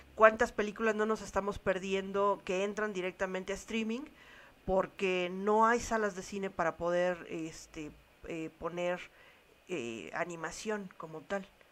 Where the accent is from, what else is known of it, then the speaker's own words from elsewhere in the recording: Mexico; como mexicanos